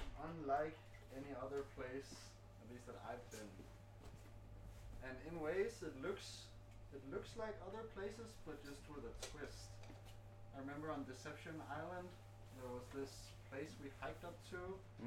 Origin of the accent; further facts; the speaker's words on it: Fredericia, Southern Denmark, Denmark; I grew up in a town called Fredericia.